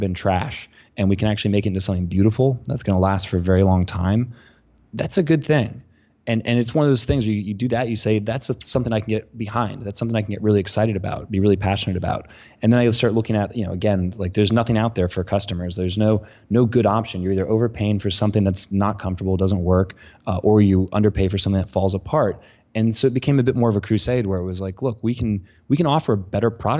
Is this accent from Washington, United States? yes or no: no; Colorado, United States; I'm from Colorado. I've been wearing cowboy boots since I was a kid.